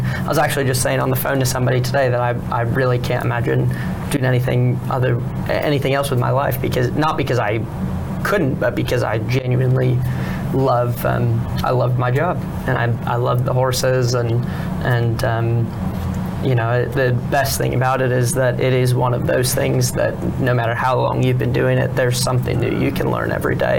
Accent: California, United States; California, Southern California.

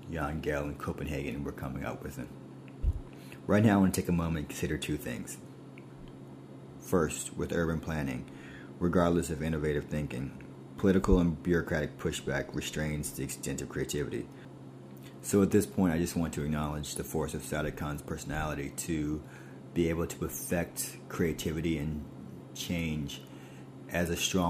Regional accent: New York City, New York, United States; as a New Yorker

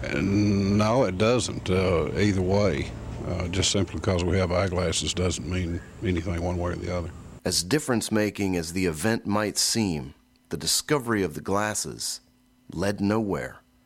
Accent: Jackson, Mississippi, United States; now in Tupelo, United States; I'm from Jackson, Mississippi, and I moved around a bit in my career, but eventually wound up working back in Mississippi

